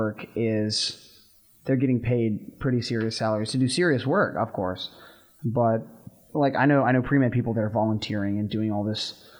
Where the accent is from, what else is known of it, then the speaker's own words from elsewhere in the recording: Texas, United States; moved away as an adult; now in Alabama, United States; And I'm from Texas.